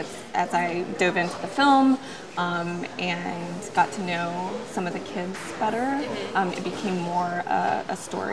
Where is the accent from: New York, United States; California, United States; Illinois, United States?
California, United States; Oakland; also born or lived in Japan; being half Japanese and having grown up, I grew up in Oakland, and I also grew up in Japan.